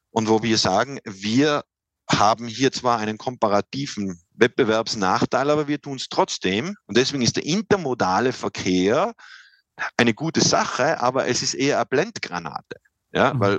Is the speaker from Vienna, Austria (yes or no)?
no; Silz, Tyrol, Austria; ist ein, kleiner Moorsee im Tiroler Oberland, äh, ähm, ganz in der Nähe meiner Heimatgemeinde Silz.